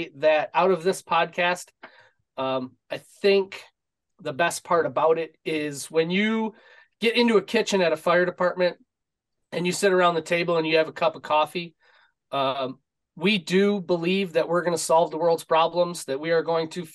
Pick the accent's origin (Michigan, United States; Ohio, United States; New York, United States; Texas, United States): Michigan, United States; suburb of Detroit; born and raised in Michigan, suburb of Detroit